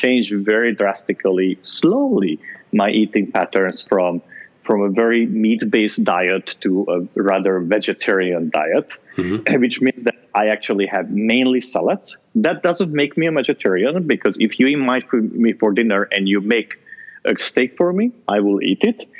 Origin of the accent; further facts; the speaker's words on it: Transylvania, Romania; moved away; I grew up in Transylvania